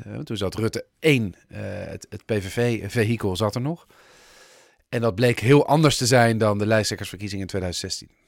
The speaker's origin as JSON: {"language": "Dutch", "country": "Netherlands", "said": "ik ben een Nederlander"}